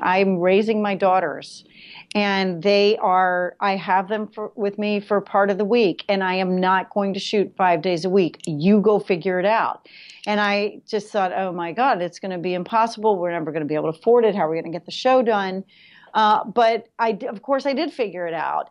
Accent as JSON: {"language": "English", "region": "New York", "country": "United States", "said": "I'm a New Yorker"}